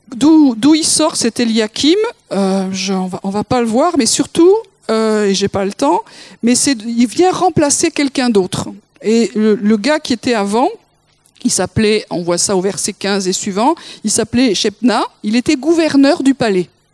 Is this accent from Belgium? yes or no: no; Toulouse, Occitania, France; je suis née à Toulouse